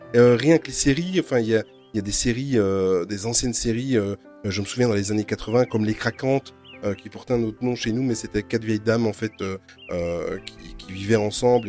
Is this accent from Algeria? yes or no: no; Belgium; Nous, en plus, en Belgique, euh, il a fallu qu'on fasse les malins. Il y a trois langues.